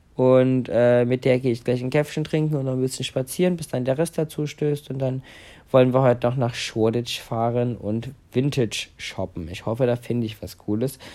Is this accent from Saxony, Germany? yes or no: yes; Saxony, Germany; wie groß Sachsen ist, wo ich ja aufgewachsen bin